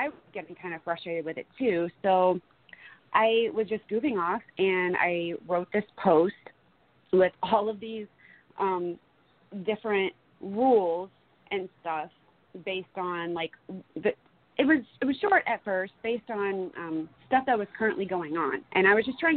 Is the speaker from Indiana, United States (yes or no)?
yes; Fort Wayne, Indiana, United States; also born or lived in Kansas / Florida; now in Iowa, United States; So I'm originally from Fort Wayne, Indiana. I did move to Kansas for a little bit, and then I took off to Florida in 2016. But now I'm living in Iowa